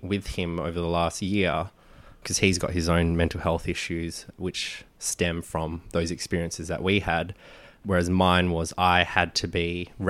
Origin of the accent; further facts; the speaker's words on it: Philippines; but for me, Filipino, like I see myself as Filipino, not Asian, because culturally we're so different to, say, the Chinese, the Indonesian, the Indian.